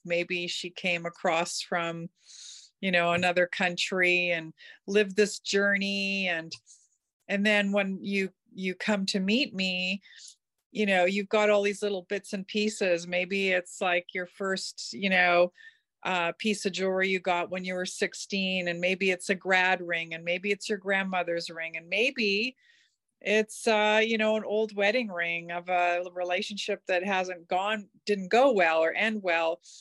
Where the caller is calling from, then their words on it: North Vancouver, British Columbia, Canada; I am calling in from North Vancouver